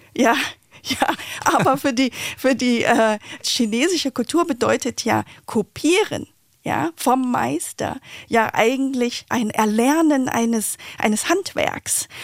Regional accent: Vietnam; now in Berlin, Germany; Ich bin in Vietnam geboren äh, und chinesischer Abstammung

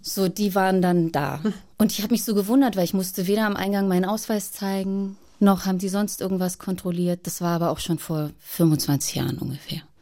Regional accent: Boppard, Rhineland-Palatinate, Germany; in einem kleinen Souvenirgeschäft in Boppard am Rhein wo ich aufgewachsen bin

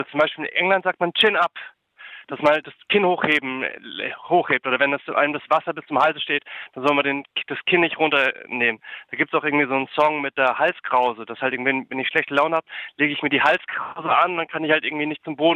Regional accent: Berlin, Germany; ich bin aus, bin aus Berlin

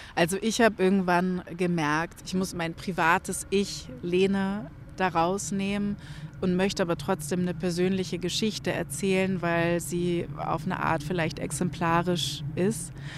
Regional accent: Germany; wir vielleicht auch als Deutsche

